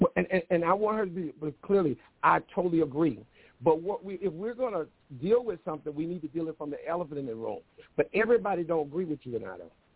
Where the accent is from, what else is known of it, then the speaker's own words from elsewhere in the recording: Mississippi, United States; moved away; I am from the South, dead South. Mississippi is where South you can get